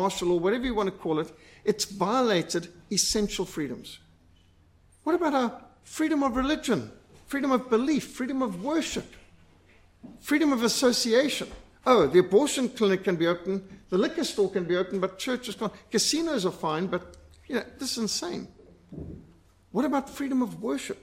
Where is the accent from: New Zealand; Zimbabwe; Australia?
Zimbabwe; I was brought up in Rhodesia